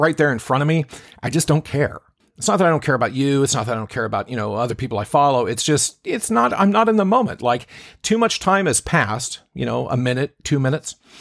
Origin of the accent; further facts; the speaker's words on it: Seattle, Washington, United States; I'm a guy from Seattle